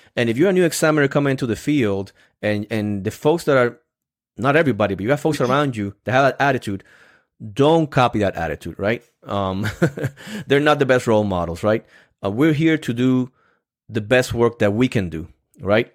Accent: Puerto Rico; English is a second language; moved away; I'm come from Puerto Rico, so I'm, I'm still, even though I've been here for so many years, I'm still learning all these phrases

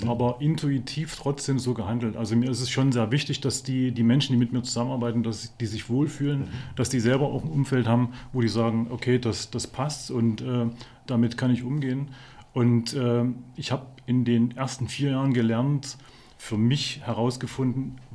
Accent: Chemnitz, Saxony, Germany; born there; ich bin Jahrgang 71, bin gebürtig aus Chemnitz

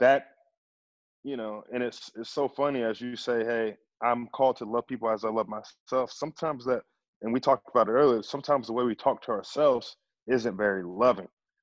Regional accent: Kingfisher, United States; I grew up in Kingfisher, America, and I was the only black person in my school.

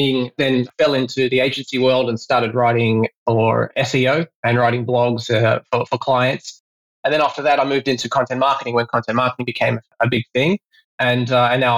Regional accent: Australia; now in Singapore; I am Australian myself

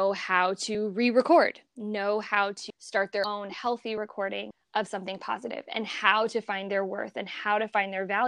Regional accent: Columbia, Missouri, United States; moved away as an adult; also born or lived in Flint, Michigan; now in Florida, United States; I was born and raised in Missouri

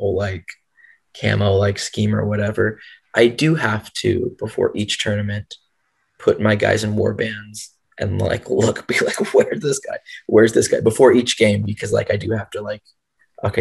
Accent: the South, United States; I grew up in the South and everyone wears camo

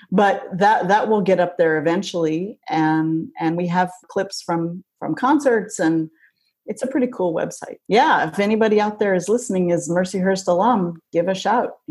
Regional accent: North Dakota, United States; I'm from North Dakota, probably North Dakota.

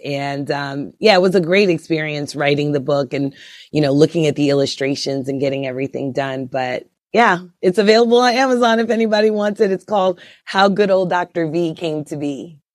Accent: Brooklyn, New York, United States; moved away as an adult; also born or lived in Kansas City / Idaho / Atlanta / Altoona, Pennsylvania; I grew up in Brooklyn, New York

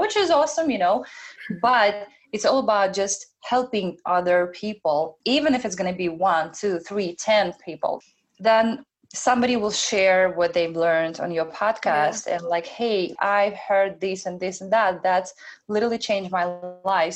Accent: Belarus; moved away; I'm an immigrant as well. I was born in Belarus. I came here alone without any friends or parents

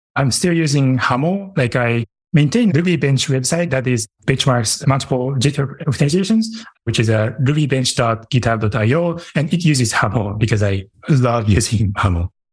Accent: Japan; moved away; my hometown is in Japan

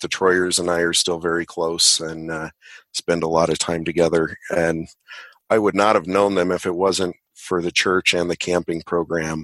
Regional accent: Boulder, Colorado, United States; also born or lived in Longmont, Colorado; I'm a Colorado native, like Robin said, born in Boulder, and I uh, live just outside of Longmont in the foothills

